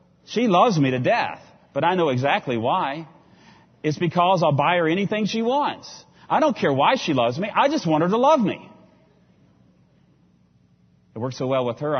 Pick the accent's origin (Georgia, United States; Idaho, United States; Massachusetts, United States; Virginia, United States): Virginia, United States; I come from Virginia